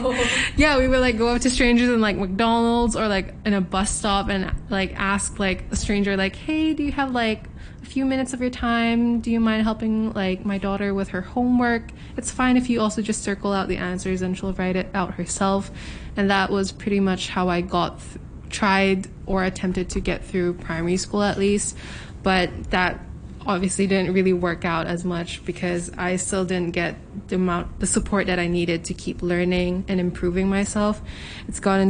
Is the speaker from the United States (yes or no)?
no; Hong Kong; being born and raised here in Hong Kong, I'm a Filipino